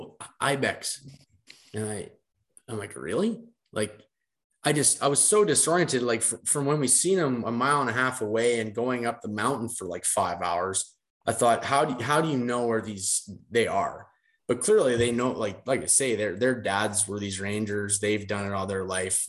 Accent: Brandon, Manitoba, Canada; we come from Brandon, I think we're 1,000 feet above sea level

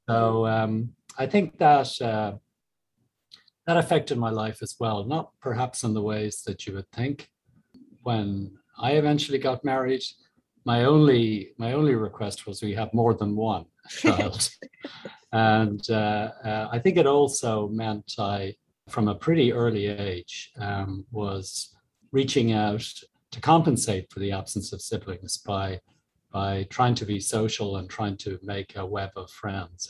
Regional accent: Ireland; moved away as an adult; also born or lived in Galway; as Irish people

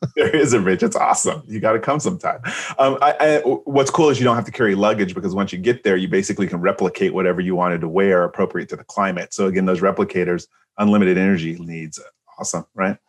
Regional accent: San Francisco, California, United States; I'm from San Francisco

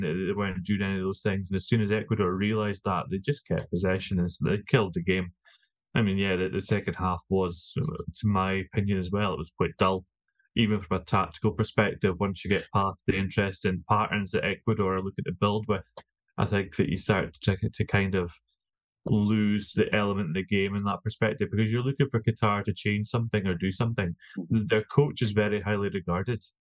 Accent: Scotland, United Kingdom; I'm a Scotsman

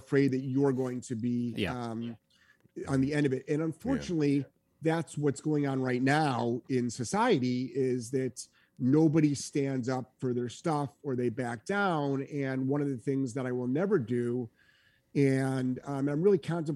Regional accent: New England, United States; I'm from New England

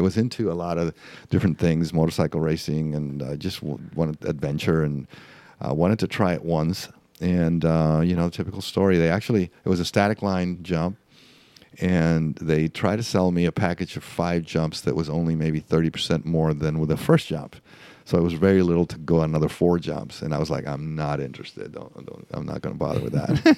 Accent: Mexico; first language Spanish; English is a second language; moved away as an adult; also born or lived in El Paso, Texas / Los Angeles; now in Florida, United States; I was raised in Mexico my first twenty years, so I'm, I, Spanish is my first language

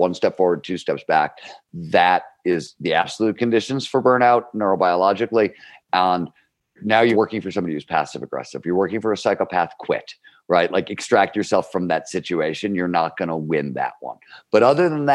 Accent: Cleveland, Ohio, United States; I grew up in Cleveland, Ohio. It's a blue-collar steel mill of town. It's the 1970s.

